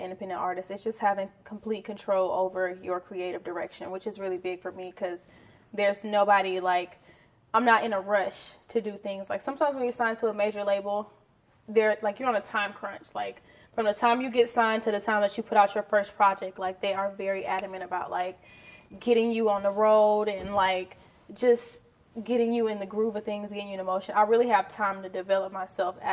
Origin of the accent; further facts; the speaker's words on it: Houston, Texas, United States; I'm from Houston, Texas. Specifically, I'm from Ridgemont